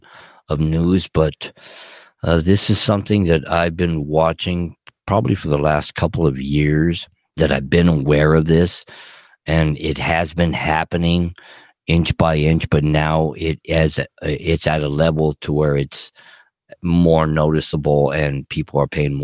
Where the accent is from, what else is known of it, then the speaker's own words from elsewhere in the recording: Los Angeles, California, United States; moved away; I'm dedicated to Southern California, Puerto Los Angeles all the way. It's my hometown, but I don't live there anymore